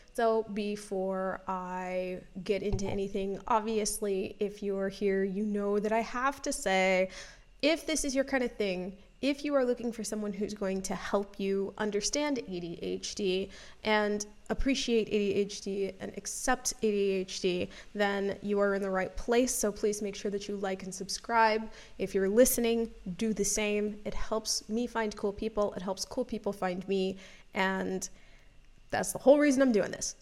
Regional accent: Florida, United States; I grew up in Florida

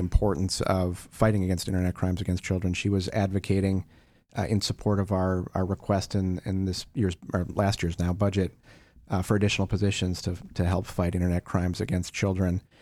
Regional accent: Wisconsin, United States; when I was a kid growing up in Wisconsin

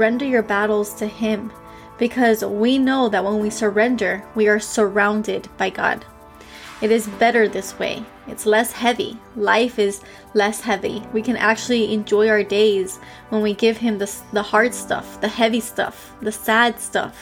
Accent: Miami, Florida, United States; I'm from Miami

